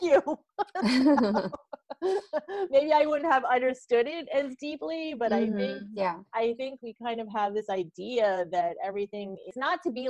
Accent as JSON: {"language": "English", "country": "United States", "tie": "born or raised there", "said": "I grew up in the United States"}